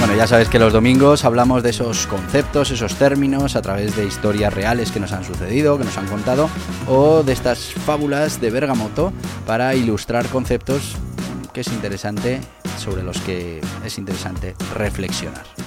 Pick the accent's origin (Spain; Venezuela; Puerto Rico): Spain; Navarre; yo soy de Navarra